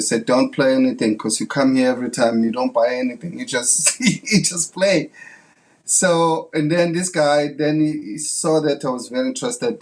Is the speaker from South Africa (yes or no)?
yes; South Africa; English is a second language; moved away as an adult; as a kid growing up in South Africa